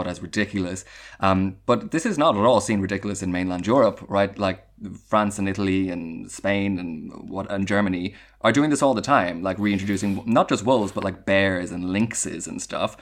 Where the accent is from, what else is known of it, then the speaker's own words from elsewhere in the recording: Ireland; a bit of my heritage as an Irish citizen